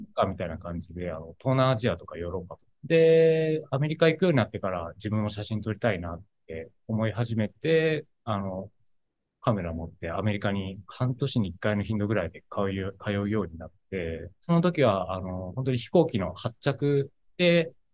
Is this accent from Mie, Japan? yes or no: yes; Kuwana, Mie, Japan; now in Tokyo, Japan; 僕が地元が三重県の桑名市ってところで